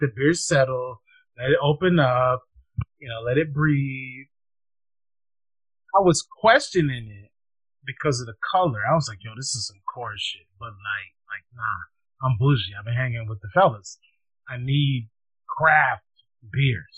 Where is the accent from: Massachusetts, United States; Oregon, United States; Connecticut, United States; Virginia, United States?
Massachusetts, United States; I'm from Massachusetts